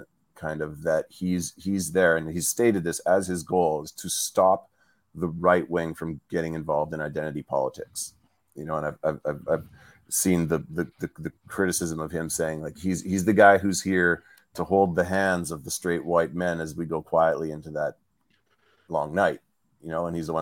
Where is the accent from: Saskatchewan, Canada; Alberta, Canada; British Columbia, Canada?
Saskatchewan, Canada; moved away; I'm from Saskatchewan